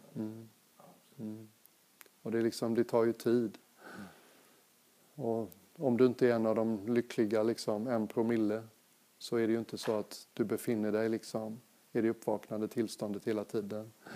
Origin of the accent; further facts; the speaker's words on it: Sweden; moved away as an adult; also born or lived in Thailand / England; Jag är svensk